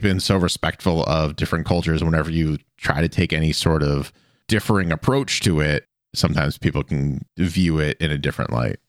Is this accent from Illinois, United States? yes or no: no; Boston, Massachusetts, United States; I grew up around or near Boston.